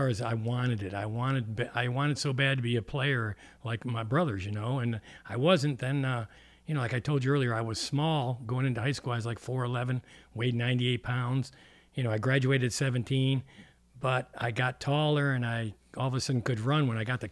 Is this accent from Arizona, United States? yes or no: no; Canandaigua, New York, United States; I grew up in a small town up in western New York called Canandaigua